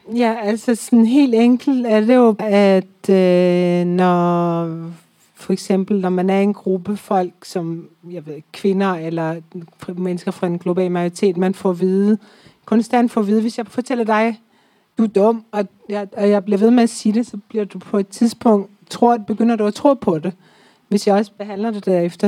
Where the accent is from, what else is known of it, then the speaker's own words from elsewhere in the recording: Iran; now in Denmark; Jeg er født og, født og vokset op i Iran